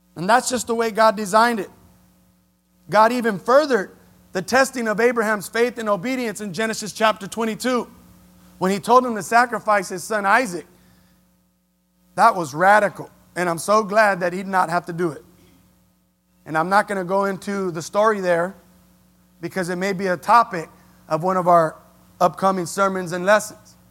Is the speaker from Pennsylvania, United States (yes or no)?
no; Los Angeles, California, United States; I was born in Los Angeles, raised in Keystone, ran the streets of Jameson. L A is my home